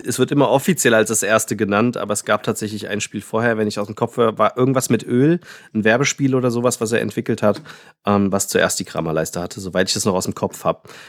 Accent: Frankfurt, Hesse, Germany; ich hier als Frankfurter

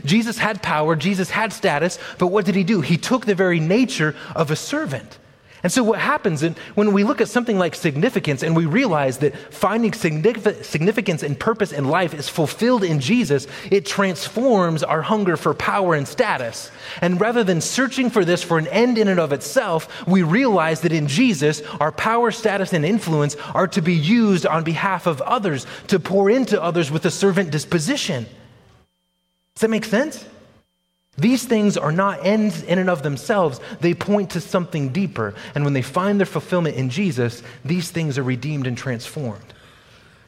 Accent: United States; as modern American people

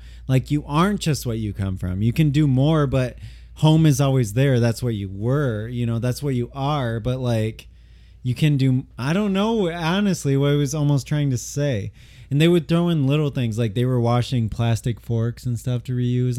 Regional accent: Midwest, United States; I grew up in the Midwest too, like from not like a upper class family

